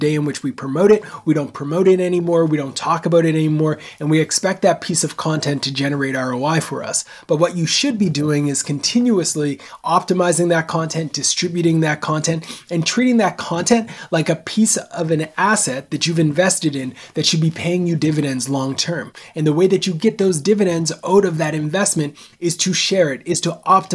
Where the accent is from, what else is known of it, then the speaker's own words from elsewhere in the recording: Nova Scotia, Canada; I'm born and raised in Canada on the East Coast, a small place called Nova Scotia